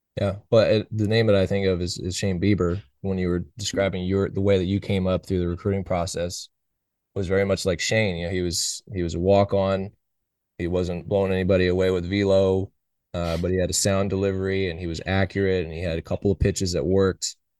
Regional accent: Oakland, California, United States; I was born and raised in Oakland

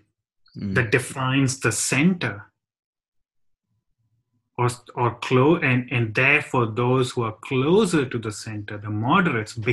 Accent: India; now in United Kingdom; as an Indian

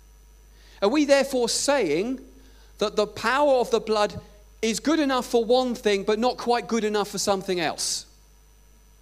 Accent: Scotland, United Kingdom; I'm from Scotland

